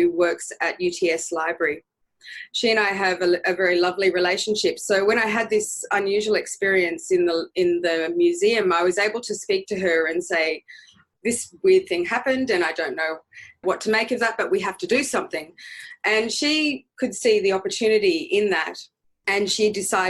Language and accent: English; Bundjalung country, New South Wales, Australia; also born or lived in Budawang, New South Wales (ancestry); now in Sydney, Australia; I grew up mostly in Bundjalung country, so there's a song line that exists all the way up and down the coast of New South Wales